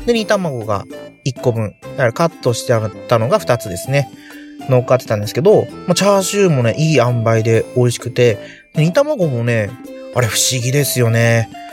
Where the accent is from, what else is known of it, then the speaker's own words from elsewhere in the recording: Nagasaki, Japan; moved away as an adult; now in Chiba, Japan; 長崎なんですよっていうとね